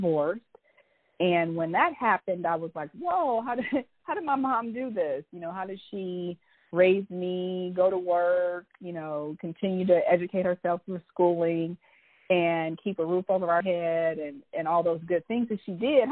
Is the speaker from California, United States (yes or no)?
yes; Oakland, California, United States; also born or lived in New Orleans, Louisiana; I was born in New Orleans, and my mom and dad broke up. And my mom moved us to Oakland, California, when I was around 4 years old.